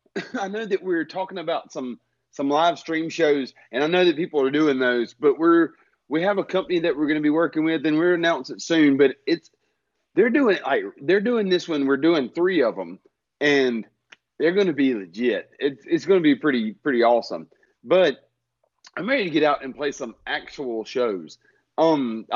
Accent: the South, United States; accent: Southern

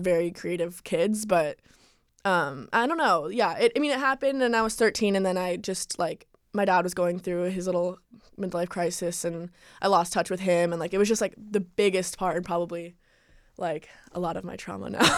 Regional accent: Calabasas, California, United States; also born or lived in New York; I lived here all my life, Calabasas

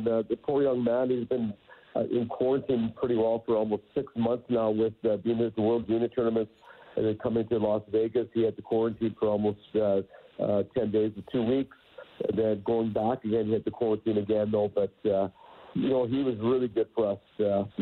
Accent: Canada; being a Canadian, young Canadian, you played hockey.

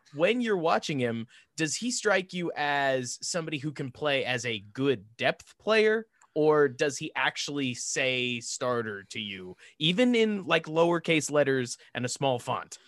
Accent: Dallas, Texas, United States; I grew up in Dallas

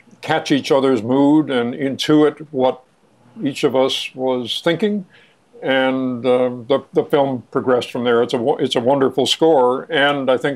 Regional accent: New York City, New York, United States; I grew up in Manhattan

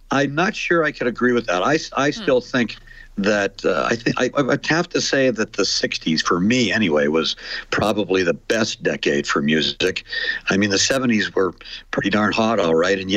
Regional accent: Edmonton, Alberta, Canada; when I was going to, to high school in the '60s, I went to Bonnie Doon, which is uh, now Vimy Ridge. So I grew up in Edmonton too, Shay

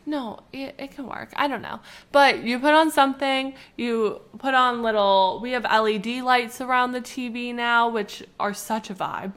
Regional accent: Canada; we're from Canada

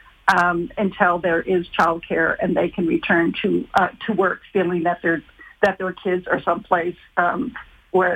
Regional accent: Ontario, Canada; I'm from Ontario

